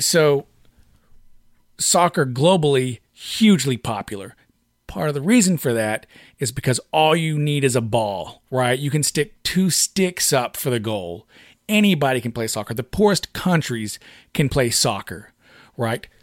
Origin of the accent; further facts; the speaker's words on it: United States; we're Americans